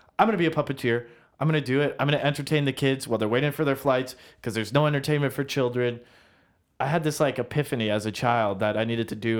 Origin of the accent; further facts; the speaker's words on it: Orangeville, Ontario, Canada; also born or lived in Brampton; I was born in Orangeville.